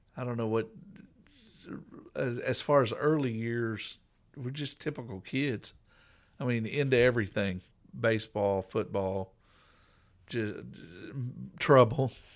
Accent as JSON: {"language": "English", "town": "Coweta", "region": "Oklahoma", "country": "United States", "tie": "born or raised there", "said": "I grew up in Coweta, Oklahoma"}